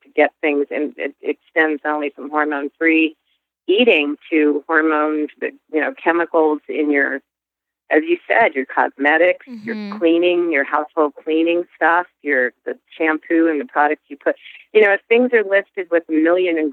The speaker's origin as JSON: {"language": "English", "country": "United States", "said": "we Americans"}